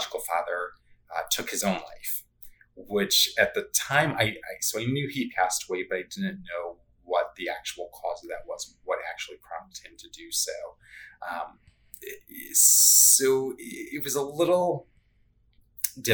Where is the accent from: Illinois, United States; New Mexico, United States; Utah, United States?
Illinois, United States; Chicago; growing up in Chicagoland